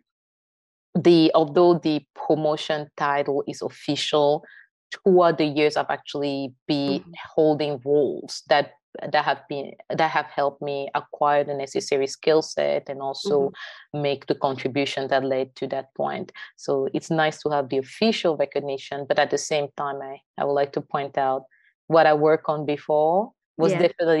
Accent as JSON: {"language": "English", "town": "Yaoundé", "region": "Centre", "country": "Cameroon", "moved": "as an adult", "lives_now": "United States", "said": "I'm originally from Yaoundé, the French-speaking side of Cameroon"}